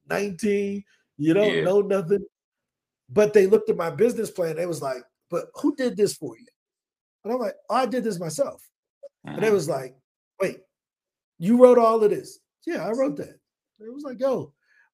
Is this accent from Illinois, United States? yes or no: yes; East St. Louis, Illinois, United States; first language English; moved away as an adult; now in Colombia; I'm originally from East St. Louis, Illinois, born and raised